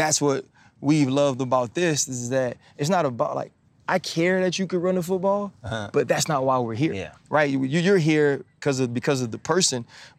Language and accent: English; Louisiana, United States; Ball, like I'm from Louisiana.